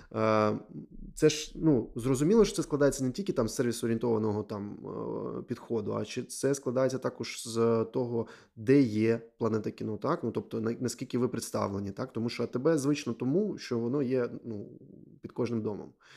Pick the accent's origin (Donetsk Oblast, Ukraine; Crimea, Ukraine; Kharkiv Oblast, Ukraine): Donetsk Oblast, Ukraine; Donetsk; я з Донецьку, і у мене війна з 14-го року там